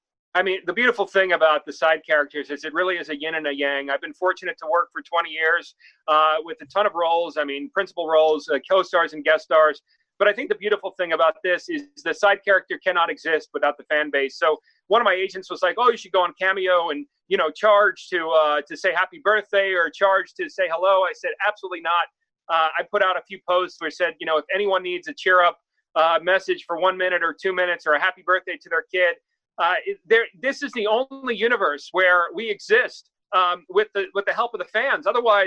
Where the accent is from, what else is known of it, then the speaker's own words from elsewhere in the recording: New York, United States; also born or lived in Los Angeles; I come from New York and Los Angeles, where not everyone's rooting for you. It's a dog-eat-dog cities, both of them.